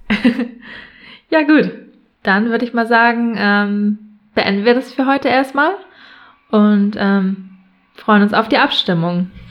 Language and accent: German; Buxtehude, Lower Saxony, Germany; komme aus Buxtehude in der Nähe von Hamburg